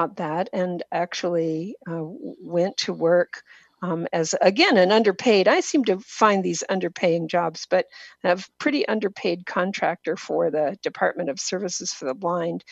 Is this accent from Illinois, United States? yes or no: no; Washington, United States; also born or lived in Boston, Massachusetts; I live in Washington State, and I grew up in Washington State